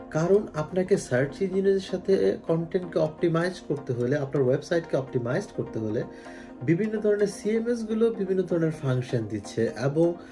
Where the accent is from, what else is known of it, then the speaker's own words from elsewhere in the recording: Bangladesh; moved away as an adult; now in Germany; আমরা বাংলাদেশি হিসেবে